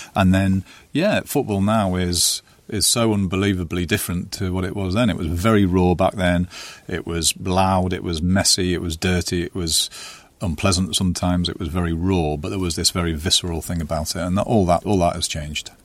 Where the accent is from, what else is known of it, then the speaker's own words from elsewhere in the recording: North East England, United Kingdom; I felt like I was from the Northeast